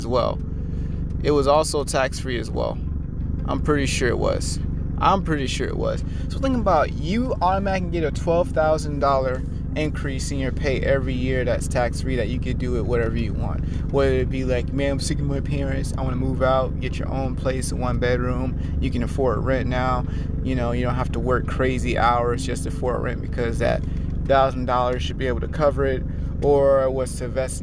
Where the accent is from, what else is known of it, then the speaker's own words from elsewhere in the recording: United States; we're an American